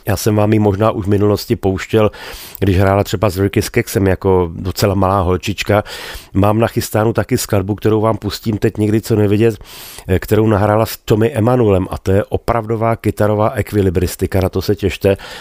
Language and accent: Czech; Bohemia, Czechia; u nás v Čechách